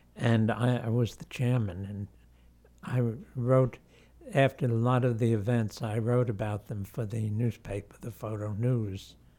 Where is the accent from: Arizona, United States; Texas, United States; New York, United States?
New York, United States; New York City; now in Cornwall, United States; I was born in Manhattan.